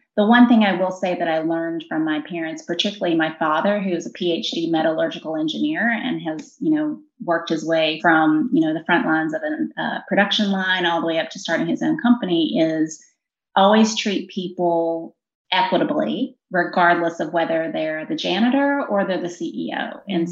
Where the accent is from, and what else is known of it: Virginia, United States; born or raised there